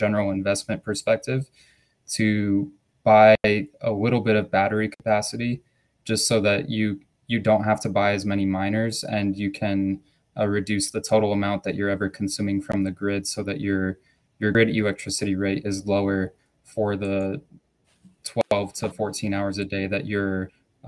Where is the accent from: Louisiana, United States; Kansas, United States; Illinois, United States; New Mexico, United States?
New Mexico, United States; I'm from New Mexico